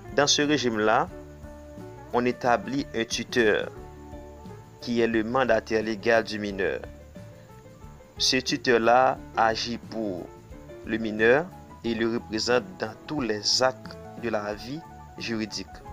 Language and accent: French; Haiti; Je suis haïtien